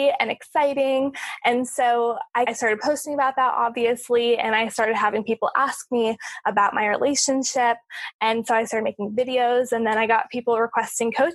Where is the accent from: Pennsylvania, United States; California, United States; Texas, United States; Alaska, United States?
California, United States; moved away as an adult; also born or lived in Orlando, Florida; now in Hawaii, United States; I'm from California. I grew up there.